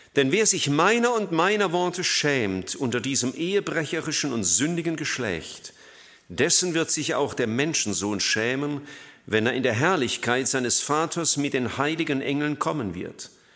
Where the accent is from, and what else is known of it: Germany